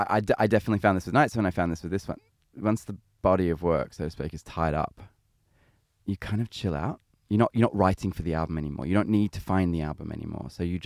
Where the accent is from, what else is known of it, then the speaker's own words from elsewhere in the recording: Sydney, New South Wales, Australia; I'm Australian. I was born and raised in Sydney.